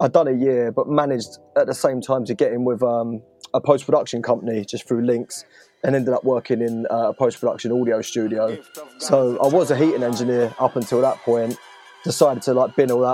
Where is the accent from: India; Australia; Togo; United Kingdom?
United Kingdom; Romford, London; I was born in Romford, Essex